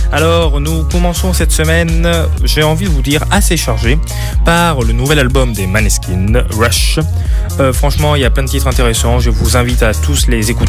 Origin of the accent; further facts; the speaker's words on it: Italy; Donc, euh, bon, de chez moi en Italie, j'entends.